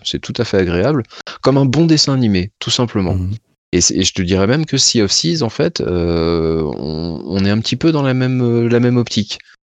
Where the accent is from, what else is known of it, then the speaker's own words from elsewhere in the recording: the West, western France, France; je suis habitant de l'Ouest